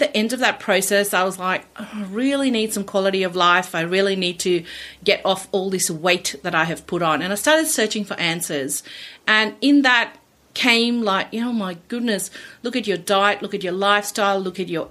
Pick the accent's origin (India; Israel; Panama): India; now in Australia; I am originally from India. I migrated here 30 years ago with my family